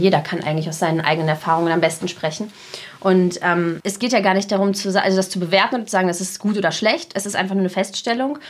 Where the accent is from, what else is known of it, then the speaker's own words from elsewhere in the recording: Germany; German is a second language; also born or lived in Russia; ich bin nur in Deutschland zur Schule gegangen